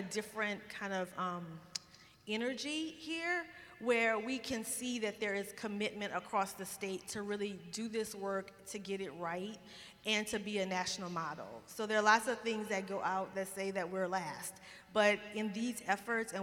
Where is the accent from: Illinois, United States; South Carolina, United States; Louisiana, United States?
Louisiana, United States; moved away; I travel a lot to be in my home state, talking to my people